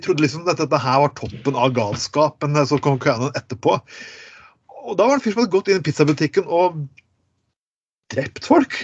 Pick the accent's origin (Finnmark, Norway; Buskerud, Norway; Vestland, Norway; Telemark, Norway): Telemark, Norway; Skien; jeg er fra Skien